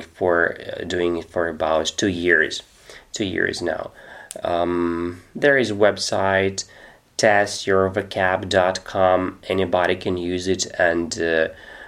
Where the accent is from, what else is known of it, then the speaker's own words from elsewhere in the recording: Russia; English is a second language; I'm 36 years old, I'm from Russia